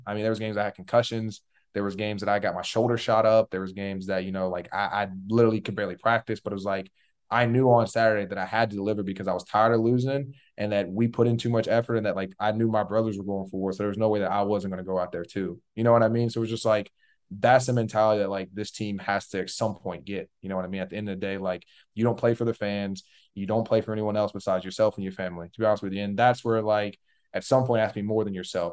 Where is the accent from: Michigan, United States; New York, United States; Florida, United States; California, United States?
Florida, United States; Tallahassee; I was born in Tallahassee.